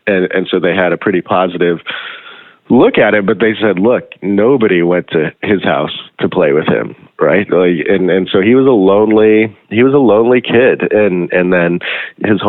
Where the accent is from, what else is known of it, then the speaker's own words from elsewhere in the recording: South Africa; moved away; I grew up in South Africa as well